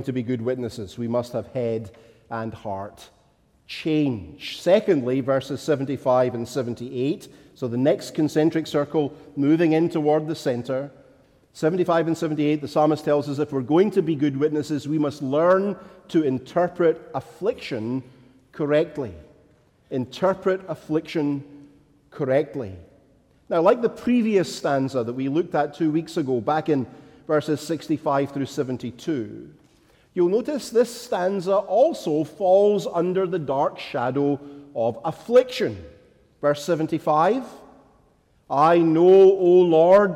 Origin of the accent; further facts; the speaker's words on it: Scotland, United Kingdom; as a child growing up in Scotland